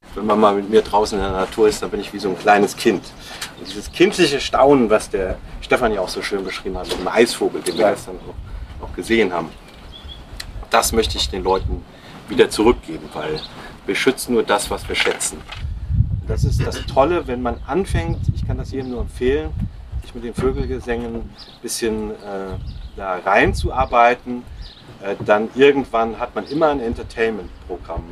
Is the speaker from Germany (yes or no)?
yes; Germany; bei uns im Westerwald